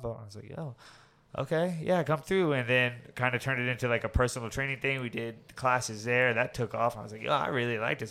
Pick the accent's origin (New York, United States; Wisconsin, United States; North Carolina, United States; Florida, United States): Florida, United States; Orlando; we grew up over there in Avalon, Timber Creek